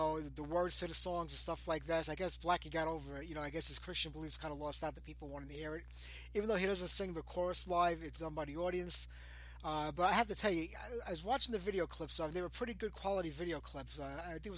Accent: New York City, New York, United States; I was born and raised in Brooklyn.

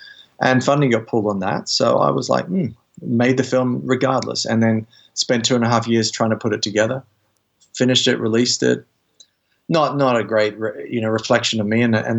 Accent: United Kingdom; I'm British, but you know.

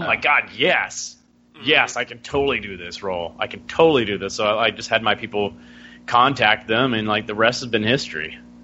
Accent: Alabama, United States; born and bred in Alabama.

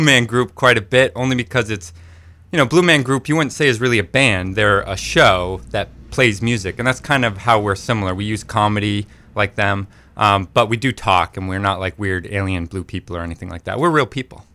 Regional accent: Maine, United States; we grew up right here in Maine

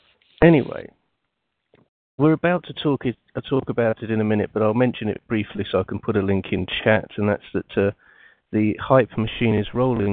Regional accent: East Anglia, East of England, United Kingdom; Still the only Doctor Who story to be filmed in my hometown. I think they've lost the map to East Anglia.

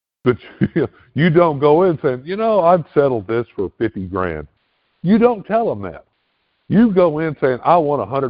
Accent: Tennessee, United States; I'm the 901 area code

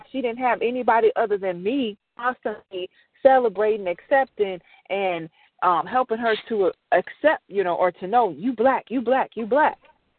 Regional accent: Chicago, Illinois, United States; the big difference between me and her is when I grew up in Chicago, all the black there was always a black person to call me white

